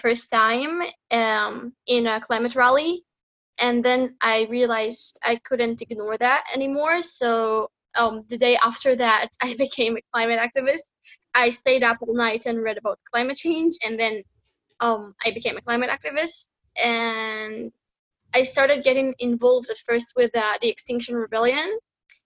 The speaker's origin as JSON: {"language": "English", "town": "Netanya", "region": "Central District", "country": "Israel", "said": "I'm from Israel, from a city named Netanya."}